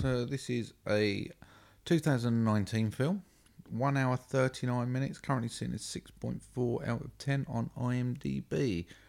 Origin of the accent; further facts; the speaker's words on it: United Kingdom; we're British